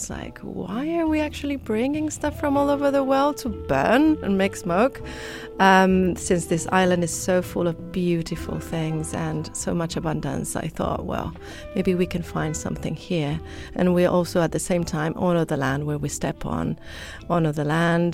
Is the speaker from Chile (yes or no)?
yes; Chile; English is a second language; moved away; since I come from Chile, I also like to put a little bit of what I've learned there as a kid